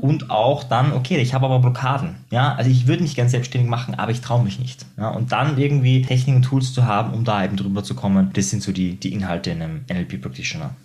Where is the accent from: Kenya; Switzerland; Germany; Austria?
Austria; bei uns in Österreich